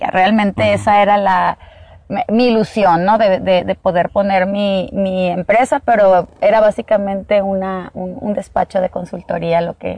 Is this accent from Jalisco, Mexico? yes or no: no; Sonora, Mexico; also born or lived in Mexico City; eh, nací en la Ciudad de México, no soy sonorense este, de nacimiento, pero pues ya lo traigo en la sangre, tengo viviendo aquí pues casi toda mi vida